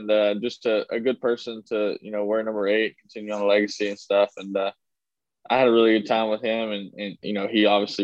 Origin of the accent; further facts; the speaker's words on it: Texas, United States; it's my home state